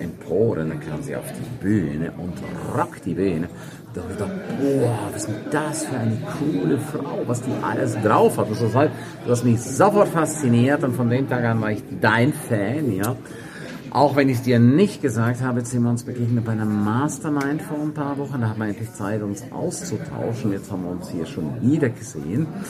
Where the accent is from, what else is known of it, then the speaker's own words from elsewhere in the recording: St. Moritz, Graubünden, Switzerland; in meiner Heimatstadt, in St. Moritz